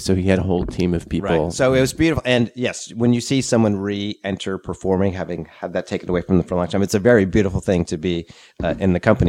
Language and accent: English; New England, United States; now in Asheville, United States; I grew up in New England